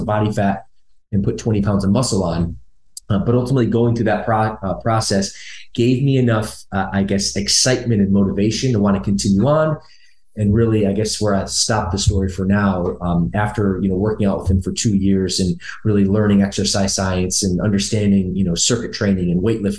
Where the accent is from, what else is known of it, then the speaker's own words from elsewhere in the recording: Michigan, United States; moved away as an adult; also born or lived in Los Angeles; I spent the latter half of my childhood there, and the state of Michigan, where my mom's from.